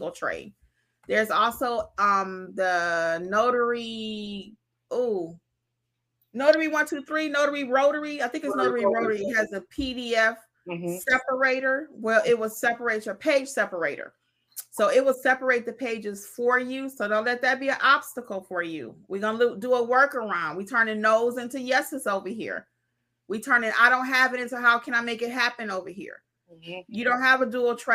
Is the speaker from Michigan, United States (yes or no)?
yes; Detroit, Michigan, United States; moved away; also born or lived in the South; I'm from Detroit originally